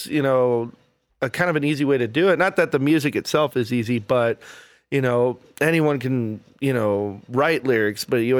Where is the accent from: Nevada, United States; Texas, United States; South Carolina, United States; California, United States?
Texas, United States; Austin; moved away as an adult; also born or lived in College Station, Texas; now in Lubbock, United States; I'm originally from down South Texas. I was born in College Station, but I claim Austin as my hometown.